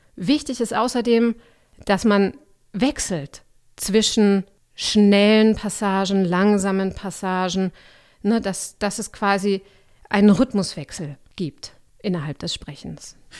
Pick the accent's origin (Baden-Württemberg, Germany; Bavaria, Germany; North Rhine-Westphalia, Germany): Bavaria, Germany; Augsburg; also born or lived in Leipzig / Halle; now in Berlin, Germany; Ich bin aufgewachsen in Augsburg, aber studiert habe ich nicht dort